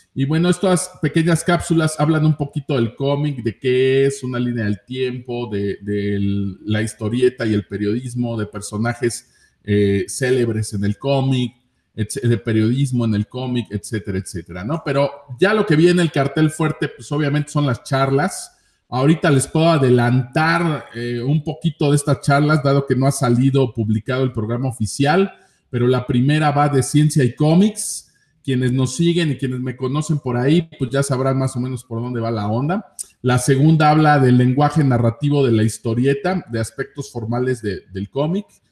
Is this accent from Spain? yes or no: no; Tlaxcala, Mexico; also born or lived in Mexico City; no nací aquí en Tlaxcala, nací en la Ciudad de México, en la colonia Guerrero